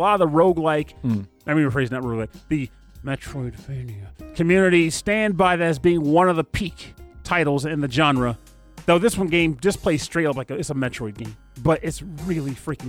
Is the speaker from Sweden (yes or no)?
no; United Kingdom; And I'm British.